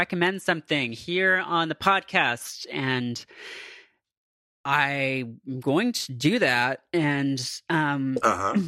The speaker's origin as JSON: {"language": "English", "country": "Canada", "said": "I am from Canada"}